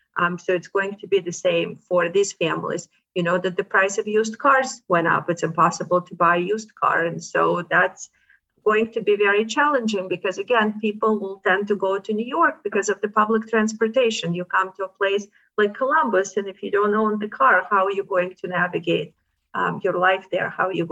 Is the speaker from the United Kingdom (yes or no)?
no; Ukraine; or maybe because I'm from Ukraine, I get to see a lot of articles about it.